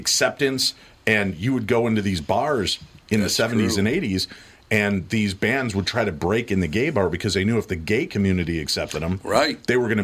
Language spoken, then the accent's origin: English; Medina, Illinois, United States; I lived such an isolated life growing up in Medina, Illinois